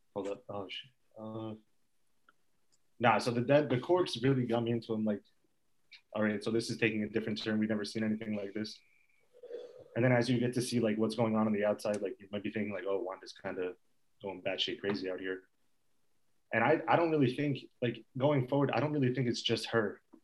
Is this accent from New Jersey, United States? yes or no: yes; Fair Lawn, New Jersey, United States; I'm from Fairlawn. I've in Ditmar since pre-K.